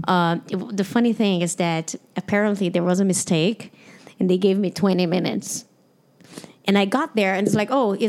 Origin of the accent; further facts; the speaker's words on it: Brazil; English is a second language; moved away as an adult; also born or lived in Toronto / United States; I'm from Brazil. I grew up as a woman in Brazil.